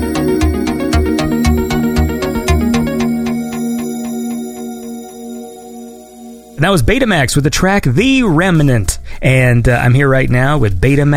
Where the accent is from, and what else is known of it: near Toronto, Ontario, Canada; born or raised there; moved away